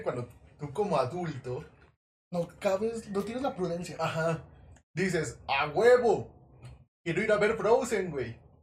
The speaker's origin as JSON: {"language": "Spanish", "country": "Mexico", "said": "como mexicanos consumidores de cine"}